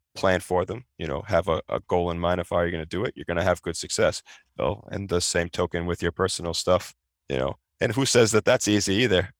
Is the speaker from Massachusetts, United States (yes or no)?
yes; Peabody, Massachusetts, United States; also born or lived in Revere, Massachusetts; my parents purchased a home in Peabody, Mass. Um, that's where I grew up